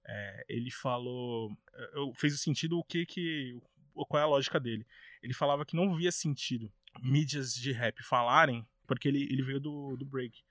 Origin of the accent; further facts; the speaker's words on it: São Paulo, Brazil; lá na minha quebrada, na Arena do Flow, lá em Guanazes